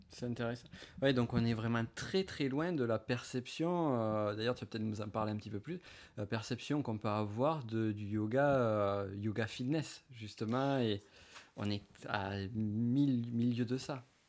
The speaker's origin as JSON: {"language": "French", "country": "France", "tie": "born or raised there", "said": "en tant que Français de, naissance"}